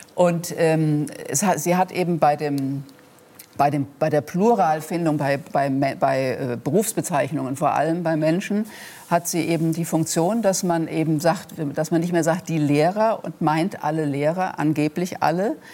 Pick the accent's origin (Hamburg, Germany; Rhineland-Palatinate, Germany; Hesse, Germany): Rhineland-Palatinate, Germany; Rhenish Hesse; accent: Rhenish Hessian; meinem rheinhessischen Dialekt oder meiner rheinhessischen Herkunft